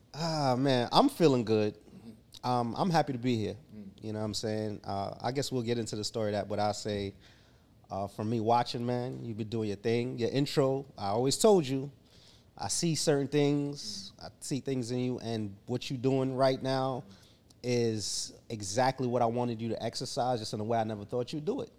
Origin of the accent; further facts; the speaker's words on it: Jamaica; I was raised in Jamaica